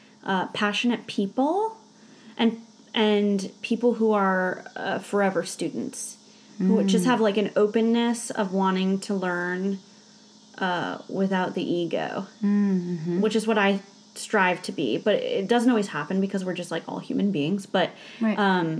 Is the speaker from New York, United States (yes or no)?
yes; Nyack, New York, United States; moved away; I grew up in a little town north of New York City called Nyack, New York.